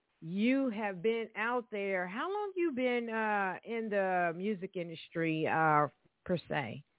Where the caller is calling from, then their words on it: Evansville, Indiana, United States; here, calling from Evansville, Indiana.